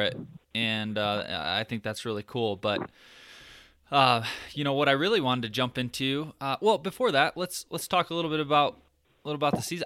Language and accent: English; Michigan, United States; moved away; we're both from the Midwest. I'm from Michigan